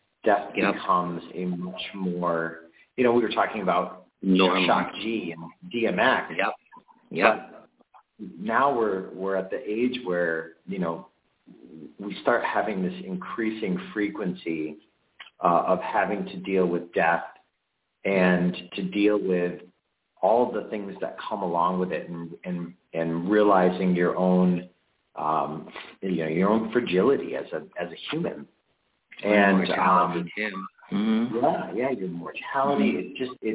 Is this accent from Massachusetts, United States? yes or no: yes; Chicopee, Massachusetts, United States; I lived in Chicopee my whole life.